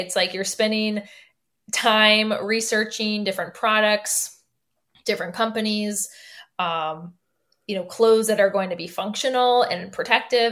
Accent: Michigan, United States; moved away as an adult; now in Chicago, United States; I'm from Michigan

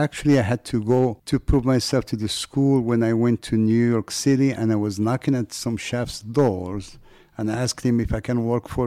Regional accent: Morocco; if you have the little French accent, even though I'm from Morocco.

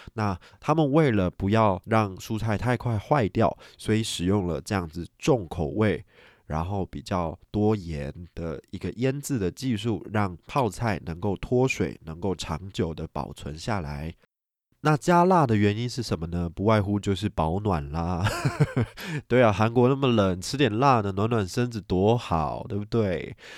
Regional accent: Taiwan; 我们台湾人

